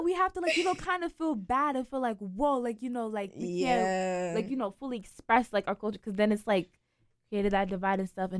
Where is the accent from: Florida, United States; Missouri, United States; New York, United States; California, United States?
New York, United States; New York City; moved away; I was born in the Bronx.